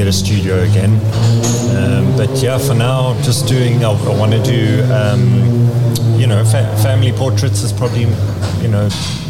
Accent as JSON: {"language": "English", "town": "Johannesburg", "region": "Gauteng", "country": "South Africa", "moved": "as an adult", "lives_now": "England", "said": "I'm from Johannesburg"}